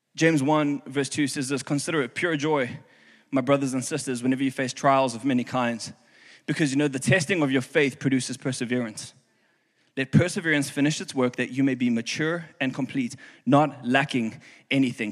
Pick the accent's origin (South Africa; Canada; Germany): South Africa; now in Houston, United States; I'm from South Africa